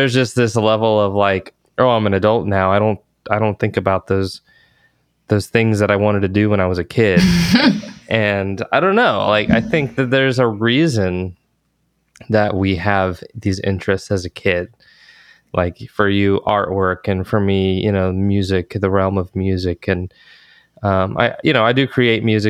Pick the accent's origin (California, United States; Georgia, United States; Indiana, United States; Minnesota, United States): Georgia, United States; now in Texas, United States; I grew up in Georgia